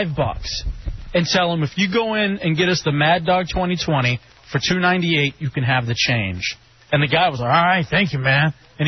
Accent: Grand Prairie, Texas, United States; Growing up in Dallas, Texas, in Grand Prairie, Texas, where I went to South Grand Prairie High School

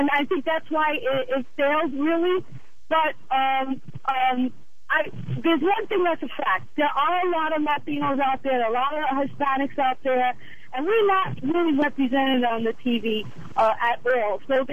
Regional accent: United States; I was born in the United States

